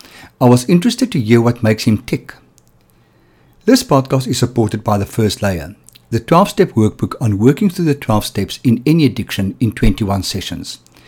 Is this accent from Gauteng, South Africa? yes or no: yes; Johannesburg, Gauteng, South Africa; moved away as an adult; now in Cape Town, South Africa; grew up in Johannesburg